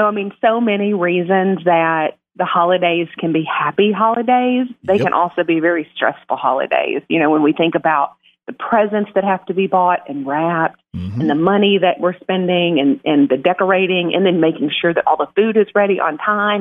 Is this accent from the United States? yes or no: yes; Blytheville, Arkansas, United States; I'm from Blytheville